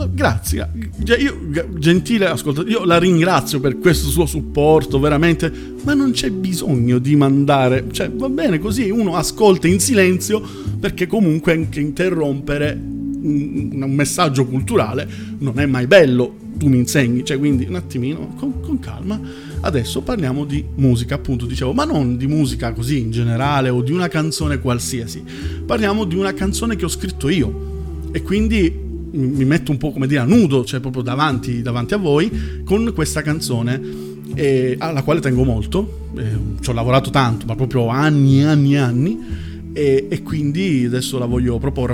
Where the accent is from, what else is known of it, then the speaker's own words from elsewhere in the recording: Palermo, Sicily, Italy; moved away as an adult; now in Emilia-Romagna, Italy; io sono terruncello, io vengo da, da Palermo